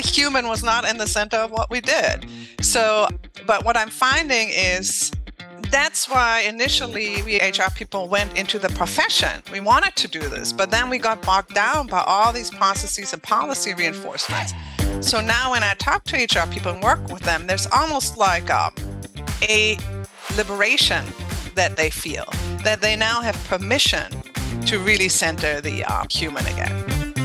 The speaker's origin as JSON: {"language": "English", "country": "Germany", "second_language": "English", "moved": "yes", "said": "I'm from Germany originally. So I learned English, French, and Russian"}